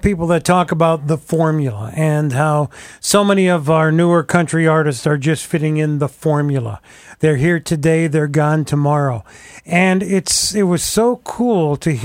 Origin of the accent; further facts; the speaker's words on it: Scranton-Wilkes-Barre area, Pennsylvania, United States; I'm from the Scranton-Wilkes-Barre area myself